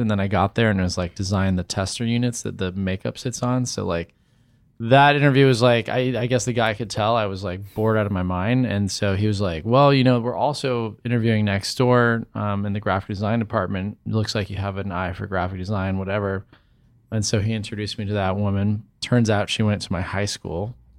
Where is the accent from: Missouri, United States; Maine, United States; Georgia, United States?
Missouri, United States; St. Louis; moved away; also born or lived in Cincinnati, Ohio; I grew up in Saint Louis, Missouri.